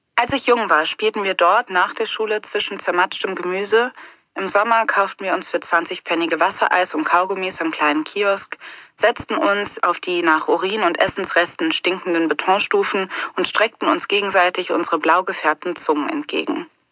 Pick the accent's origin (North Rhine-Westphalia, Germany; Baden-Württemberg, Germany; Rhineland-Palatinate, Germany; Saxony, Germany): North Rhine-Westphalia, Germany; Cologne; Ich bin in Köln-Nippes aufgewachsen